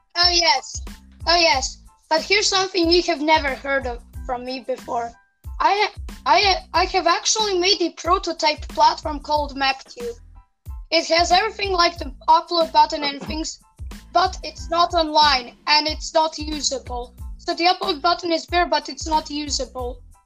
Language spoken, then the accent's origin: English; Serbia; English is a second language